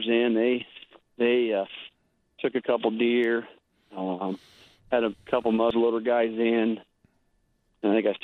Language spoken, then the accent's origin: English; Keosauqua, Iowa, United States; now in Fairfield, United States; I was born and raised in Kissauqua, which is the county south, Van Buren